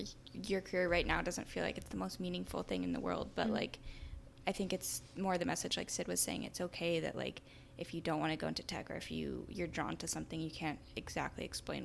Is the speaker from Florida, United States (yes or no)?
no; Palo Alto, California, United States; growing up in Palo Alto